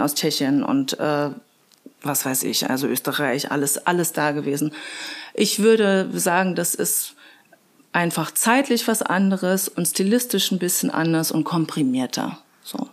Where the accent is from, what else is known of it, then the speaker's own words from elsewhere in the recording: Magdeburg, Saxony-Anhalt, Germany; also born or lived in Passau; now in Regensburg, Germany; ich komme äh, ursprünglich eigentlich aus Magdeburg, bin aber schon seit 1997 in Bayern